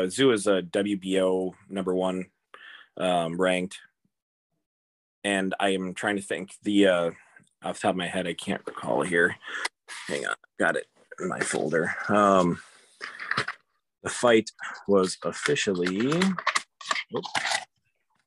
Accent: Minnesota, United States; as a Minnesotan

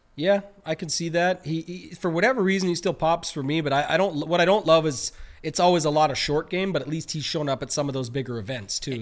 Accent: Canada; we're Canadian

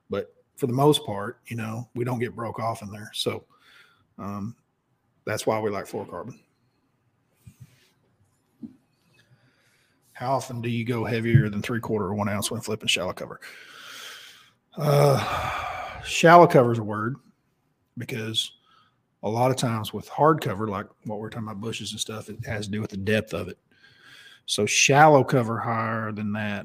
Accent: Oklahoma, United States; We're both from Oklahoma

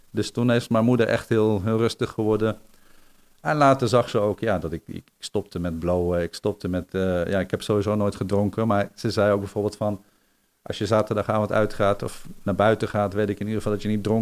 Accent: Netherlands

